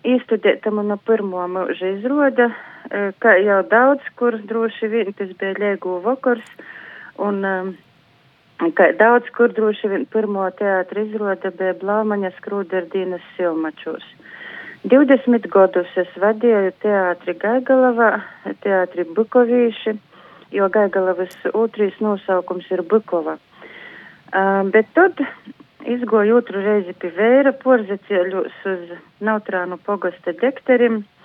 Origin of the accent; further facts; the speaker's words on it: Latgale, Latvia; Mēs kā eistaņu latgalīši turamies kā zoģa zūbi